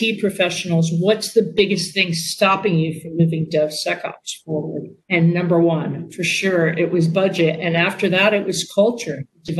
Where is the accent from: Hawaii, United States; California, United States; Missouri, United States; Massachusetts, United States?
California, United States; Silicon Valley; I'm from Silicon Valley